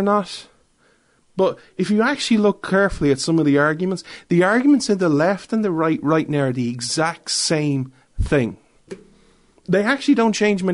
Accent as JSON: {"language": "English", "country": "Ireland", "said": "I'm an Irishman"}